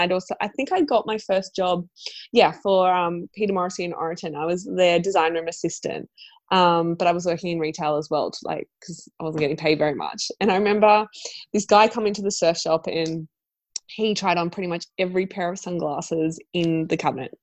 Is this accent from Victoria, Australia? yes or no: no; Central Coast, New South Wales, Australia; now in Sydney, Australia; I grew up on the Central Coast and I moved to Sydney